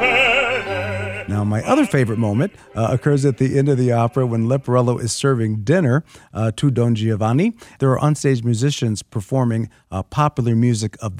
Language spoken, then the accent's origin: English; Chicago, Illinois, United States; I'm a Chicagoan